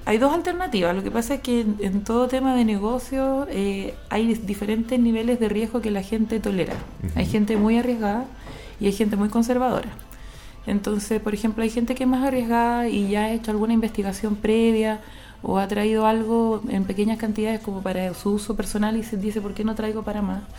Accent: Chile; also born or lived in India; yo soy chilena, tengo 38 años

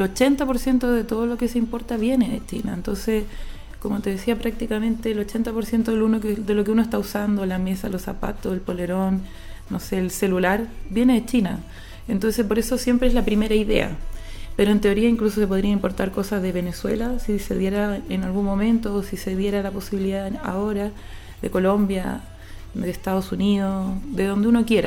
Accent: Chile; also born or lived in India; yo soy chilena, tengo 38 años

